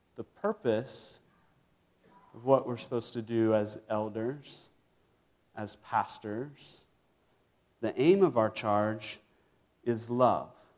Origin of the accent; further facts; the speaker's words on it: Virginia, United States; I grew up in Virginia